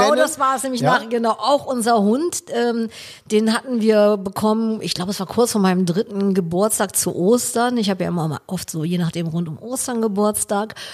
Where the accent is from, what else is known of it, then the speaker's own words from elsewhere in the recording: Cologne, North Rhine-Westphalia, Germany; Ich bin ja ein Kölner.